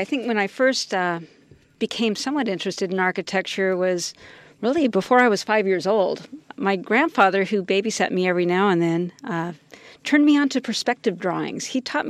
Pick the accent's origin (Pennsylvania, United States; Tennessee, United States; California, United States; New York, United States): California, United States; San Jose; I grew up in San Jose. Okay. Born and raised.